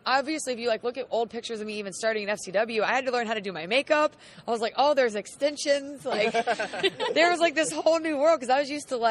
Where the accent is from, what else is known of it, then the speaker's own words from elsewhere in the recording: Charlotte, North Carolina, United States; I'm from Charlotte, North Carolina.